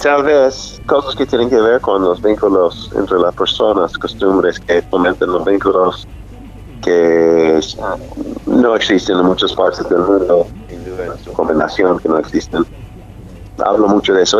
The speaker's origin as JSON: {"language": "Spanish", "town": "Nashville", "region": "Tennessee", "country": "United States", "tie": "born or raised there", "also_born_or_lived": "Oklahoma / New York", "second_language": "Spanish", "moved": "as an adult", "lives_now": "Argentina", "said": "Nashville es la ciudad de mi infancia. Nací en Oklahoma, pero pocos meses después fui a vivir en Nashville, que es como mi ciudad de toda la vida, sí."}